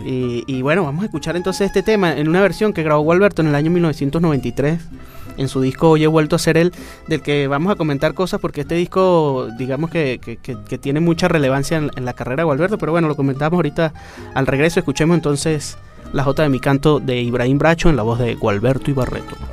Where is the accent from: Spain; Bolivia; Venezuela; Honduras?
Venezuela; lo que somos nosotros como, venezolanos